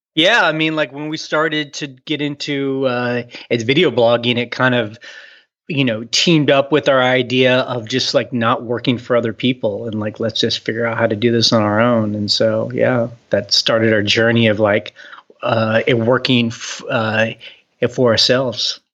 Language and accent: English; Houston, Texas, United States; also born or lived in New York / San Francisco; now in Luray, United States; I grew up in Houston, Texas